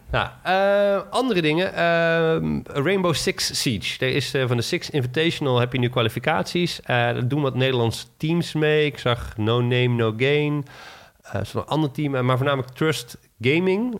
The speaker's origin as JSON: {"language": "Dutch", "country": "Netherlands", "said": "als Nederlander"}